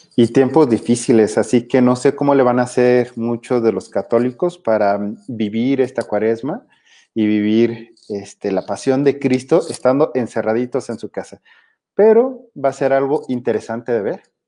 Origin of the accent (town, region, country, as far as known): Mexico